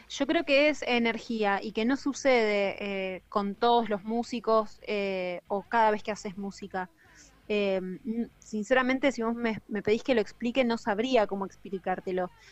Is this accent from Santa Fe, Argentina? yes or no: yes; Rosario, Santa Fe, Argentina; also born or lived in Villa Gobernador Gálvez; yo arranqué en Villa Gobernador Galvez, que es una ciudad pegadita a Rosario. Eh, si bien soy rosarina, viví mucho tiempo ahí.